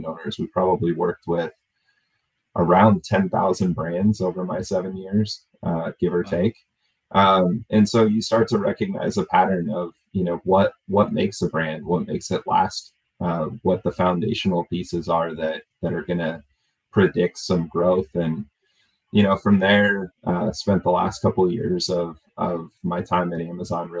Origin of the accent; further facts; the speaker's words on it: Oregon, United States; moved away; also born or lived in Florida; I grew up in Oregon